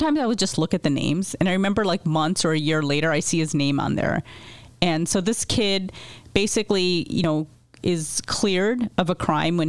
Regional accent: United States; I had two family friends who I grew up in the United States

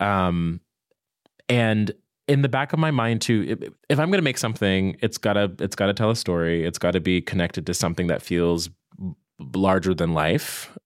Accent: Virginia, United States; moved away as an adult; also born or lived in New York; now in Brooklyn, United States; I'm from Virginia

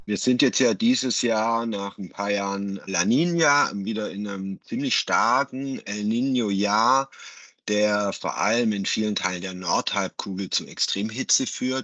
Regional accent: Germany; bei uns in Deutschland

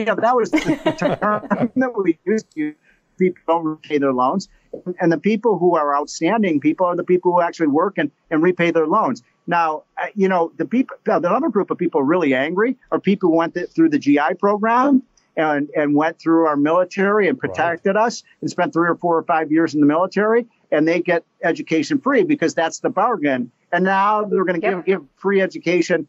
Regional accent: Chicago, Illinois, United States; I'm from Chicago

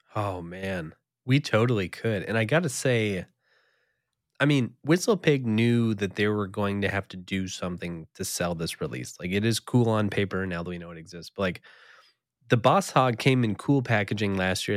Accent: East Coast, United States; moved away; I did spend a number of years growing up on the East Coast

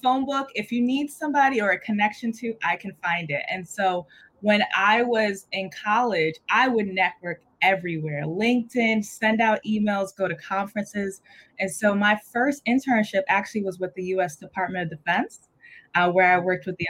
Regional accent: Everett, Massachusetts, United States; they settled in Everett, where I grew up. And so Everett has been my hometown

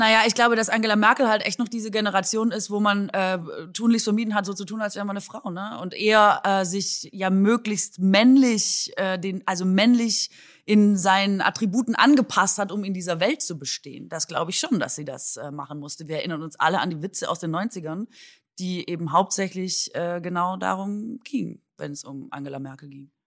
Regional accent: Swabia, Baden-Württemberg, Germany; an meine Heimat erinnert mich, also Linsen und Spätzle ist natürlich unser Vorzeigegericht

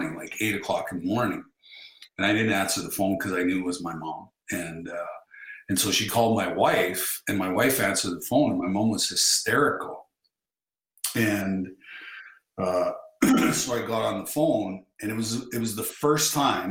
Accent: Russell, Manitoba, Canada; moved away; my hometown of Russell, Manitoba

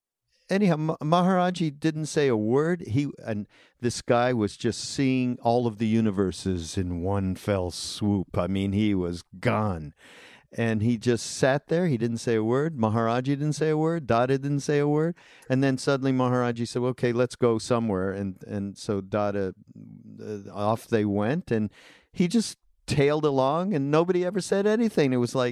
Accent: Canada; now in United States; I was an immigrant from Canada.

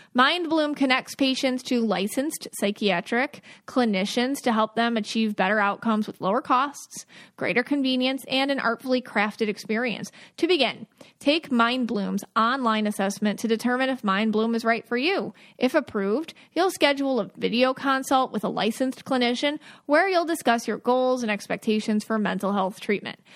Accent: Buffalo, New York, United States; now in Florida, United States; I'm from Buffalo, and I, but I live in Florida

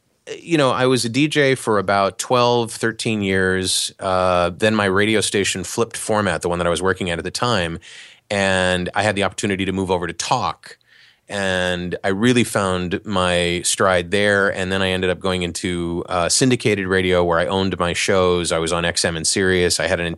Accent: Cleveland, Ohio, United States; So I grew up in Cleveland, Ohio

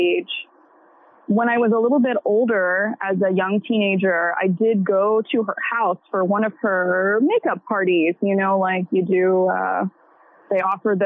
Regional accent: Hampton, Virginia, United States; moved away as an adult; now in American Canyon, United States; I grew up in Hampton, Virginia, but I currently live in American Canyon, California, which is in Napa County

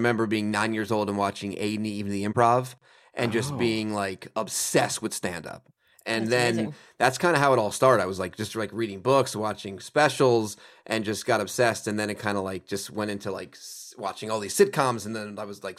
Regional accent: Stamford, Connecticut, United States; So Stamford, Connecticut. Right.

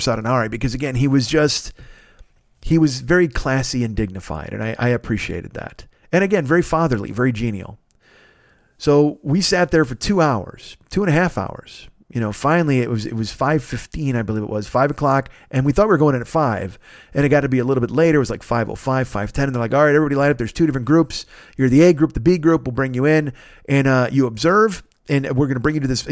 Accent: United States; I was from America

